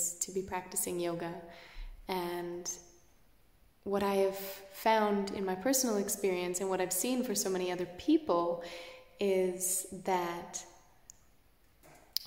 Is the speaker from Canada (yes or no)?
yes; Canada; I'm Canadian